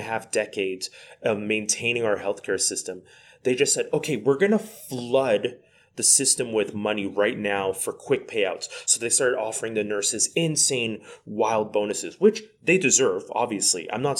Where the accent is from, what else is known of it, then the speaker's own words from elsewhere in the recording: Quebec, Canada; We're from Quebec. We're currently in Ontario right now as we're recording this.